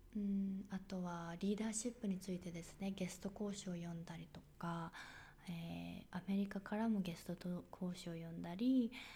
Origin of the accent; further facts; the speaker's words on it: Japan; moved away as an adult; now in United States; 生まれも育ちも日本でですでして